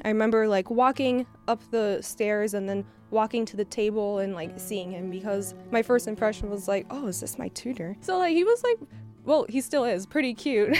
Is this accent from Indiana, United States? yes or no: no; Miami, Florida, United States; now in Michigan, United States; we're from Miami